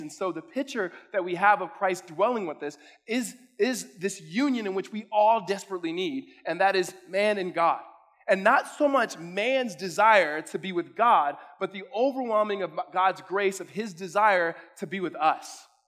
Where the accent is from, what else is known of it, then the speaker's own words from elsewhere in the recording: California, United States; now in Arizona, United States; I'm from California